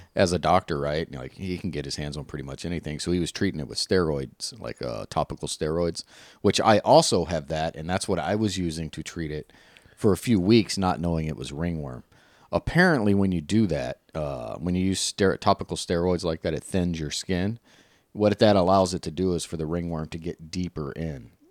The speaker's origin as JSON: {"language": "English", "region": "the South", "country": "United States", "said": "I'm from the South"}